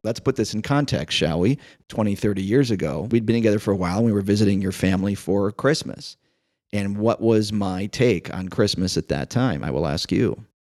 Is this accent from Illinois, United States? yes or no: yes; Chicago, Illinois, United States; growing up in Chicago